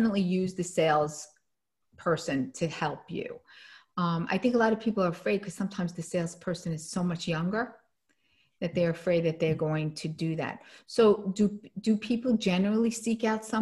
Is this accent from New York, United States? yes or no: yes; New York, United States; I'm a New Yorker